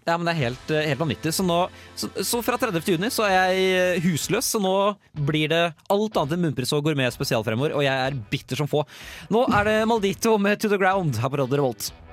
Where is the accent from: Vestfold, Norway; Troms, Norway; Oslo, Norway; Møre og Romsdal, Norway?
Vestfold, Norway; Tønsberg; moved away; var jeg og Henrik, som jeg bor sammen med, hjemme i Tønsberg og Nøtterøy